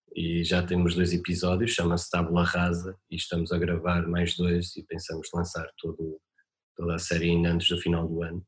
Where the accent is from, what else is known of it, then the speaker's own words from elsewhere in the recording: Marco de Canaveses, Norte, Portugal; moved away; eu nasci no Marco Canaveses